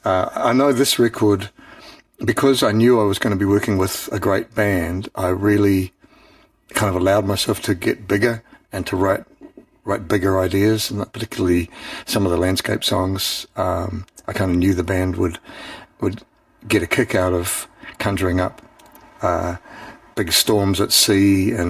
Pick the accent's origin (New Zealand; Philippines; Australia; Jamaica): New Zealand; Auckland; growing up in Auckland